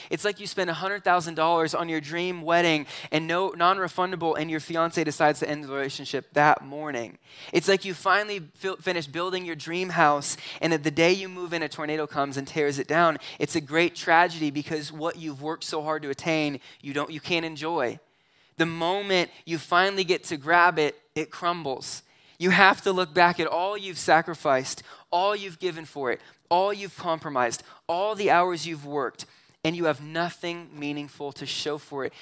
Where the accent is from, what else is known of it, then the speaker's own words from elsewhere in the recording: Southern California, United States; moved away; also born or lived in McCook, Nebraska; I grew up in Southern California